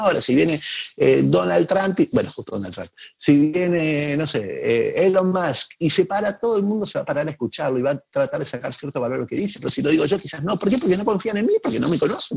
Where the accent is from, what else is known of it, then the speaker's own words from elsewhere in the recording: Argentina; en mi país